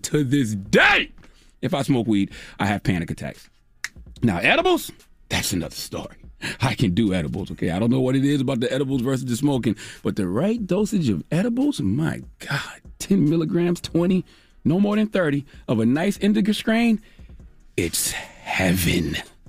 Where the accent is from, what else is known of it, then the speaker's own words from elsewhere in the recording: Moncks Corner, South Carolina, United States; when I was a young lad growing up in Monk's Corner, South Carolina, dropping the clues bombs from Monk's Corner, South Carolina, I used to smoke a lot of weed.